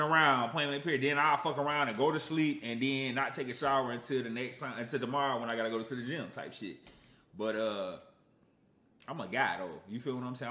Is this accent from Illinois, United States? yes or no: yes; Aurora, Illinois, United States; I'm from Aurora, Illinois